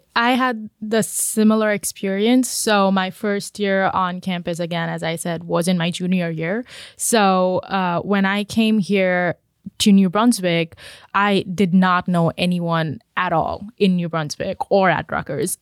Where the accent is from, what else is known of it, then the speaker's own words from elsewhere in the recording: India; moved away as an adult; now in United States; I was born and brought up in India.